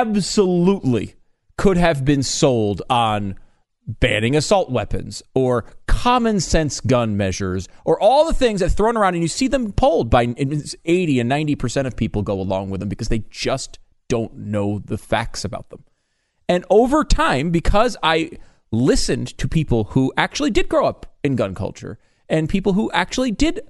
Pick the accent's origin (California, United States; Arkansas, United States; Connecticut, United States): Connecticut, United States; Of course, I grew up in Connecticut. There was like, I think there's one gun in the state.